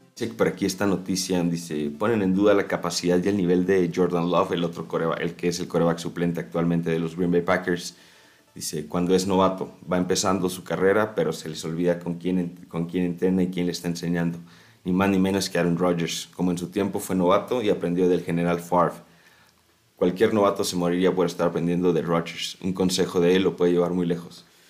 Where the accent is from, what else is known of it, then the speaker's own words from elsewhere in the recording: Chihuahua, Mexico; yo que soy originario de Chihuahua